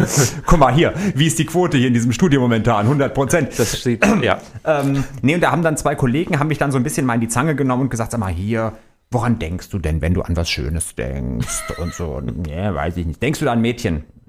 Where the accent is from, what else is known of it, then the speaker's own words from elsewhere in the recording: Baden-Württemberg, Germany; now in Frankfurt, Germany; ich komme ja aus Baden-Württemberg